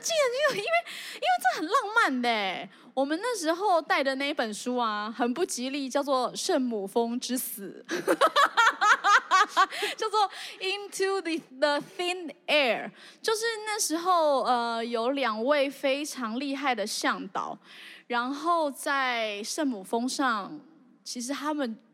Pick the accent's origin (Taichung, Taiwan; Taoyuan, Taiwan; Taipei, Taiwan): Taoyuan, Taiwan; Zhongli; 我虽然住在中立，好像也没有很偏乡，可是我真的是一个野人